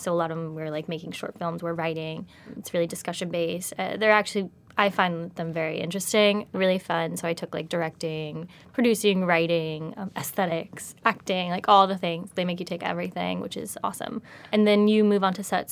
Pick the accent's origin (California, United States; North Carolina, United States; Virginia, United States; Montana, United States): Virginia, United States; moved away as an adult; also born or lived in Los Angeles; grew up in Virginia